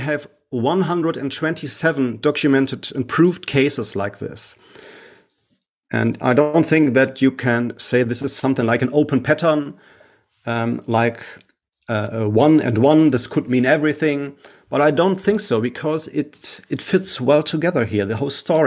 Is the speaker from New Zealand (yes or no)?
no; Essen, North Rhine-Westphalia, Germany; here in my hometown in Essen